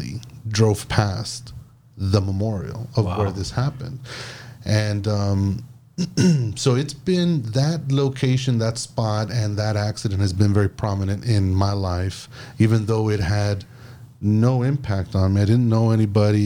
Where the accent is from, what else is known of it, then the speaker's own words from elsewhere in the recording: Alton, Texas, United States; growing up in the Alton vicinity, we had Juniors, which is still there now, on the 5 mile line in Conway